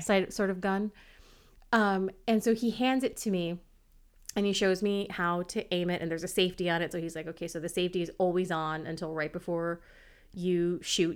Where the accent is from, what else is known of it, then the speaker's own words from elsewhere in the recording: United States; I'm American